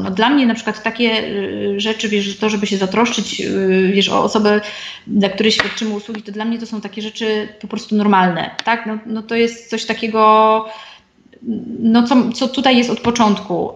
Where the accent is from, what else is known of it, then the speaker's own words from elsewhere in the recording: Silesian Voivodeship, Poland; moved away as an adult; also born or lived in Warsaw; Ja pochodzę ze Śląska, y, na studia dostałam się do Warszawy